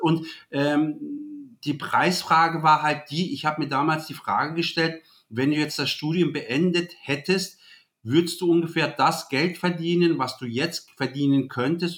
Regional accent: Germany; ich bin hier geboren, hier aufgewachsen in Deutschland

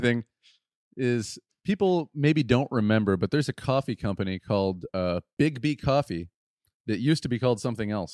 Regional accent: West Michigan, United States; we're from West Michigan

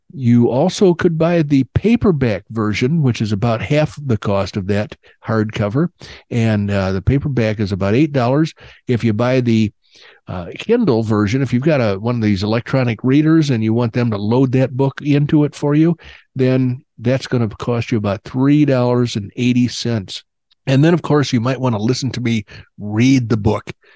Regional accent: Illinois, United States; also born or lived in Oklahoma; now in Arizona, United States; I grew up in Illinois, not too far from Chicago

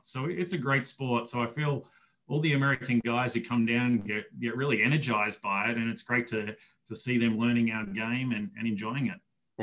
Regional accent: Melbourne, Victoria, Australia; moved away as an adult; now in United States; I grew up in Australia

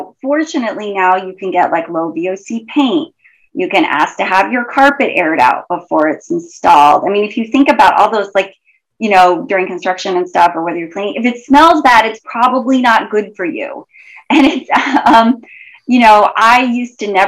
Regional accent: Idaho, United States; I grew up in Idaho

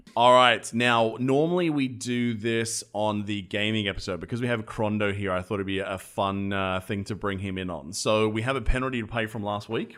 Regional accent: Australia; I'm an Australian

